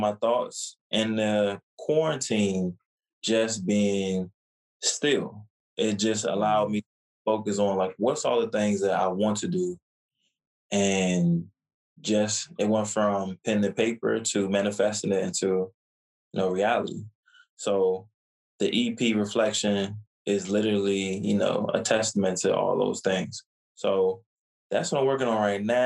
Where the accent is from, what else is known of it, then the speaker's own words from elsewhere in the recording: Virginia, United States; also born or lived in New York; I was born in Virginia and spent majority of my life in Virginia, but I spent at least about 4 or 5 years in New York.